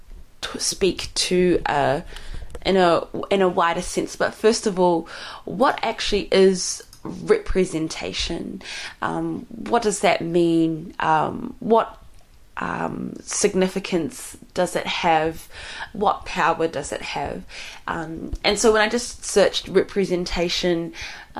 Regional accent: Somalia; I'm from Somali

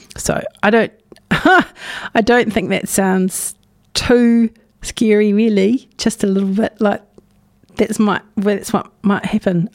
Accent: Napier, Hawke's Bay, New Zealand; now in Dunedin, New Zealand; I was born in Ahuriri on Te Ika Maui.

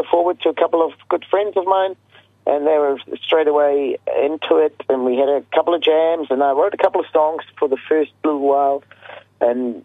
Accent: Switzerland; moved away as an adult; now in New Zealand; I'm originally from Switzerland. That's where I was born, and that's where I left till was in my late 20s.

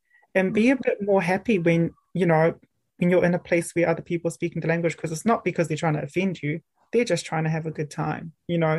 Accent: Auckland, New Zealand; moved away as an adult; now in Dunedin, New Zealand; I grew up grew up in Auckland in a very urban place

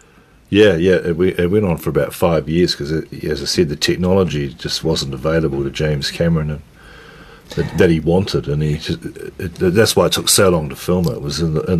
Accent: New Zealand; no, I'm a Kiwi, but I'm just talking to you with an American accent

